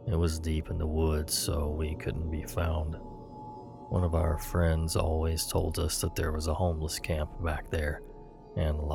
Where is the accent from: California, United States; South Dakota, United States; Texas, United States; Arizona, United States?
California, United States; Los Angeles; moved away; also born or lived in New York; When I was little, we used to live in Los Angeles, California. I was born in New York, but at the age of around five, we moved to California.